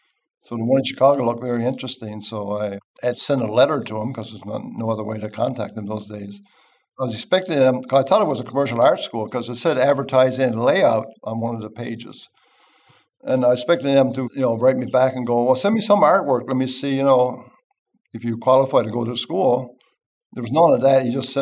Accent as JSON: {"language": "English", "region": "Newfoundland and Labrador", "country": "Canada", "said": "I'm from Canada."}